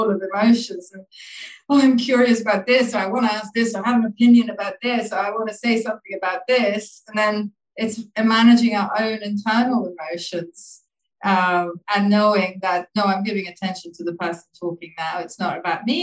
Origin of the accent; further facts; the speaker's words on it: Sweden; moved away as an adult; also born or lived in Dublin, Ireland / Laos / Thailand; I was born in Dublin and I grew up in Sweden.